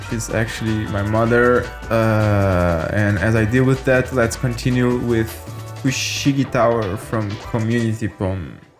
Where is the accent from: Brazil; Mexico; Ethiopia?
Brazil; my home country of Brazil